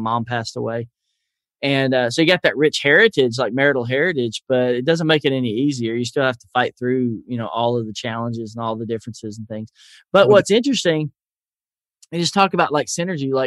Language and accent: English; Nashville, Tennessee, United States; accent: Southern; although I am